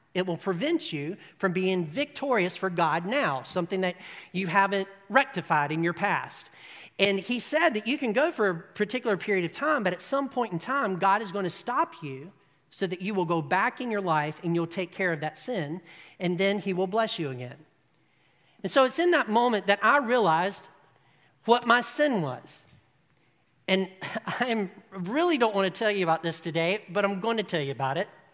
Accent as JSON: {"language": "English", "country": "United States", "said": "we are American"}